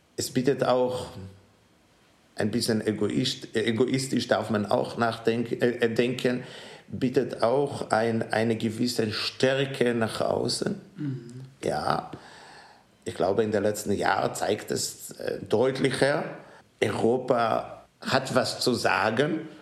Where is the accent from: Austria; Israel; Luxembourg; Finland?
Israel; German is a second language; moved away as an adult; also born or lived in New York / Melbourne; now in Ulm, Germany; meine Heimat bleibt in Israel und ich fühle mich hier zu Hause.